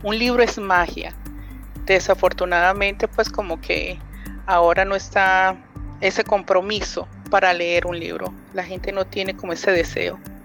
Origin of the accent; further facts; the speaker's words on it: Colombia; yo soy colombiana